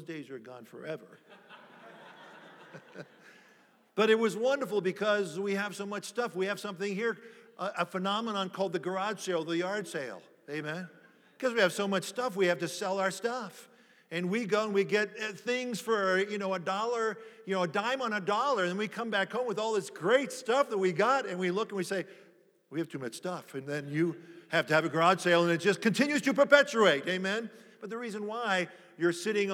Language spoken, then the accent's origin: English; near Annapolis, D.C., Maryland, United States; We grew up in Washington, D.C., right outside of Washington, actually in Maryland by Annapolis.